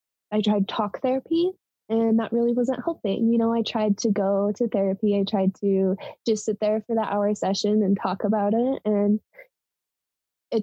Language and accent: English; Colorado, United States; moved away as an adult; also born or lived in Montana; I moved from Colorado to Montana